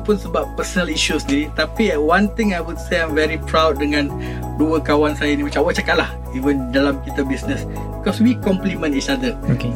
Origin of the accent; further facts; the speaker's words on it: Malaysia; saya sebagai individu sebagai rakyat Malaysia